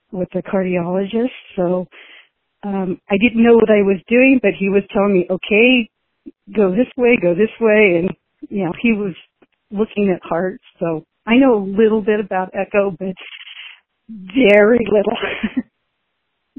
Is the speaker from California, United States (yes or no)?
yes; California, United States; also born or lived in New Mexico / Colorado; now in Wenatchee, United States; Originally, I was born in California